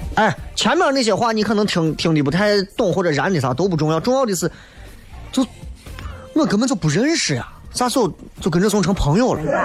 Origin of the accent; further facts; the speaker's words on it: Xi'an, Shaanxi, China; accent: Xi'an dialect; 我们西安话真的不缺